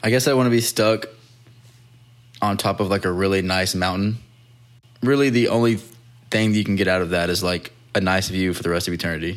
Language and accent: English; Texas, United States; where I grew up in Texas, there was no beach